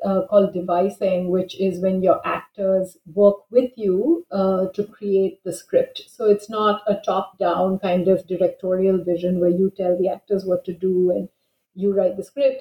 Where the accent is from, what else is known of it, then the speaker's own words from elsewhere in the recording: Bangalore, Karnataka, India; moved away as an adult; also born or lived in New Delhi, India; now in Stanford, United States; I grew up in Bangalore and did my undergraduate in English